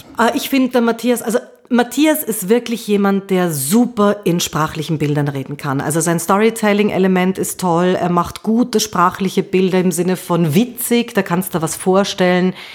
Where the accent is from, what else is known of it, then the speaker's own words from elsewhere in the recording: Austria; Bei uns in Österreich